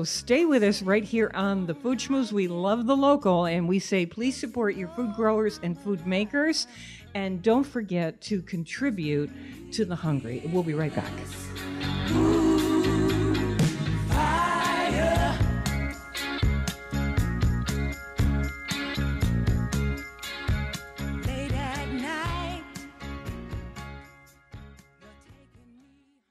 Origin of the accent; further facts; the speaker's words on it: Manchester, Connecticut, United States; when I was a short time growing up in Manchester, Connecticut